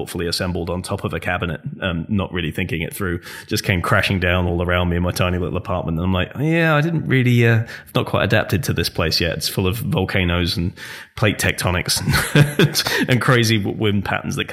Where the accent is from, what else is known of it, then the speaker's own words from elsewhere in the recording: England, United Kingdom; moved away as an adult; also born or lived in Scotland / Japan / London; now in North Carolina, United States; growing up in England